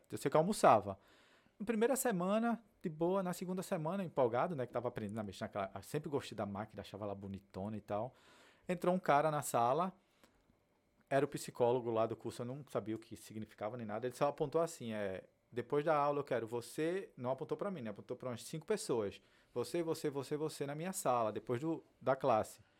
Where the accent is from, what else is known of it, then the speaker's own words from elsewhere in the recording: Northeast Region, Brazil; moved away; saí do Nordeste, entendeu? Todas as dificuldades que eu já tive na vida no passado